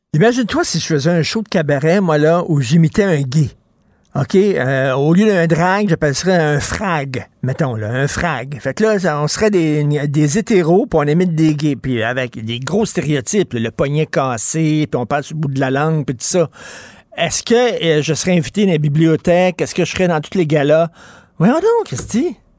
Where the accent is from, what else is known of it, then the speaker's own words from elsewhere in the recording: Montreal, Quebec, Canada; J'ai grandi à Verdun